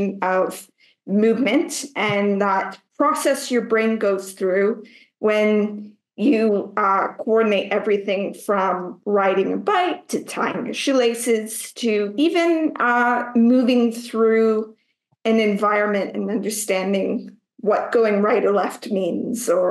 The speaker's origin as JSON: {"language": "English", "country": "Canada", "accent": "Canadian", "moved": "yes", "lives_now": "Morocco", "said": "currently I'm a Canadian, as many can hear by my accent, but I'm based over in Morocco right now"}